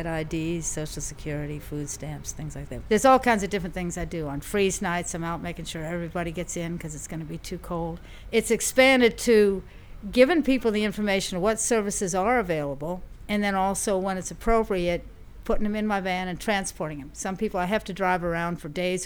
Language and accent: English; Louisville, Kentucky, United States; also born or lived in Fort Wayne, Indiana / Virginia; now in Louisiana, United States; I was born in Fort Wayne, Indiana, but I only spent a year there. Basically grew up in Louisville, Kentucky. That's what I would relate to as home.